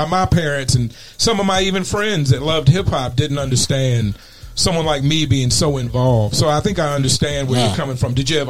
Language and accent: English; the South, United States; moved away as an adult; also born or lived in East Coast; now in Arizona, United States; I was raised in the South, you know, in the beautiful American landscape.